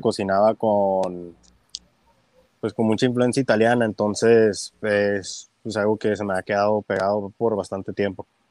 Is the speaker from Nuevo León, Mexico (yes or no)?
no; Tijuana, Baja California, Mexico; also born or lived in United States; Soy nacido en Estados Unidos, pero me crié aquí en Tijuana